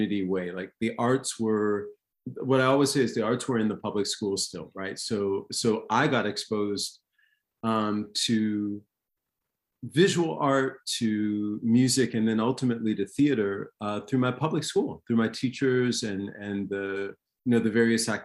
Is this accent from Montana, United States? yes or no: no; Springfield, Massachusetts, United States; moved away; I grew up in Springfield, Mass.